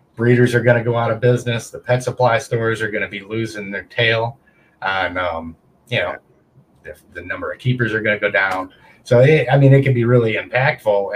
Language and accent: English; United States; I'm an American combat vet